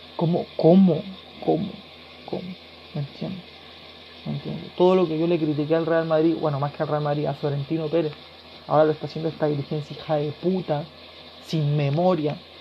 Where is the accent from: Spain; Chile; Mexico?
Chile; yo soy de Chile, yo vivo al otro lado del mundo